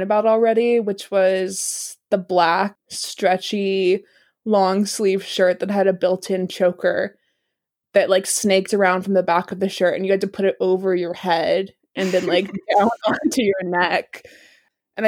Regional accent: South Carolina, United States; also born or lived in New York; I'm from South Carolina

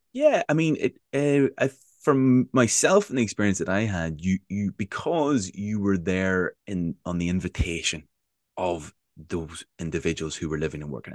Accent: Northern Ireland, United Kingdom; growing up in Northern Ireland

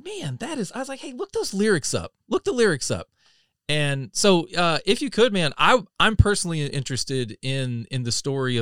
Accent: North Carolina, United States; I'm from North Carolina, you know, dead center

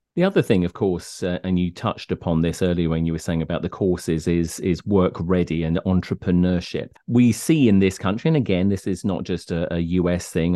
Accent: United Kingdom; moved away; I come from the United Kingdom

